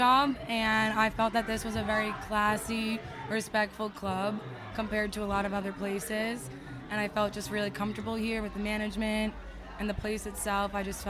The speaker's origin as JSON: {"language": "English", "region": "New York", "country": "United States", "moved": "as an adult", "lives_now": "Tampa, United States", "said": "I'm 22. I am originally from New York, so I've been here about 4 years."}